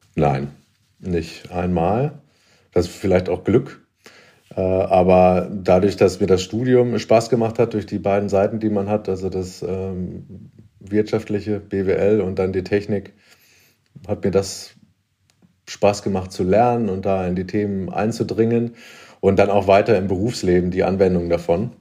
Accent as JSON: {"language": "German", "town": "Hamelin", "region": "Lower Saxony", "country": "Germany", "also_born_or_lived": "Berlin", "moved": "as an adult", "said": "ich komme aus Niedersachsen, Hameln, Rattenfänger von Hameln, also eine Kleinstadt in der Nähe von Hannover"}